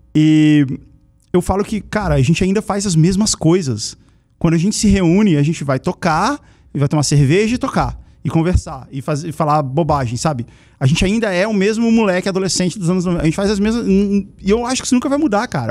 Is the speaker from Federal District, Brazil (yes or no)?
yes; Brasília, Federal District, Brazil; eu nasci em Brasília, né? Eu morava lá